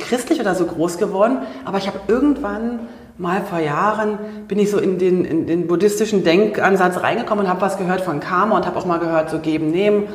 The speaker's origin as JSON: {"language": "German", "region": "East Germany", "country": "Germany", "tie": "born or raised there", "moved": "yes", "said": "Also ich bin ja aus dem Osten, ne? ich bin ja ein Ostkind."}